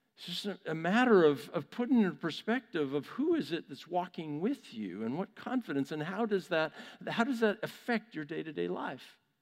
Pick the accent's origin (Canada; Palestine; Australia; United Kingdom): Canada; Vancouver, British Columbia; my hometown of Vancouver, Canada